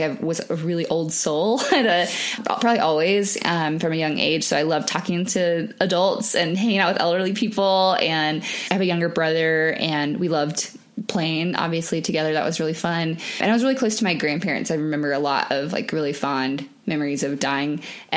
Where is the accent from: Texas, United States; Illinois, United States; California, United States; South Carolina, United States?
South Carolina, United States; Charleston; now in Denver, United States; I'm from Charleston, South Carolina